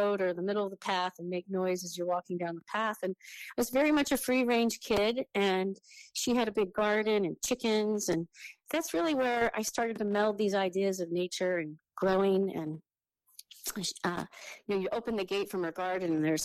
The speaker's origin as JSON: {"language": "English", "area": "a county just south of the Oregon border", "region": "California", "country": "United States", "tie": "born or raised there", "also_born_or_lived": "Sonoma County, California", "said": "I was born there, but we moved shortly after that to a county just south of the Oregon border, very close to where the Ewok scenes in Star Wars were filmed."}